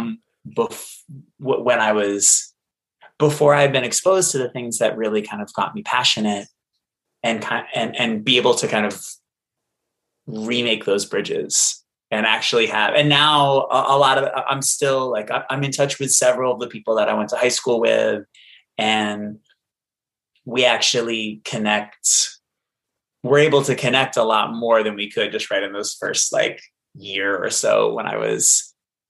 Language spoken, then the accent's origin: English; Boston, Massachusetts, United States; I grew up in Boston with a single alcoholic mom